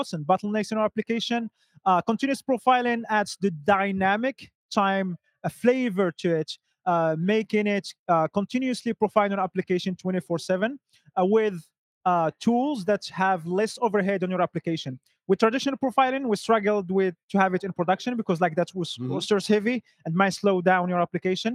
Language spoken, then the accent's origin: English; Morocco; now in Stockholm, Sweden; I'm originally from Morocco, lost now in the cold and dark Stockholm, Sweden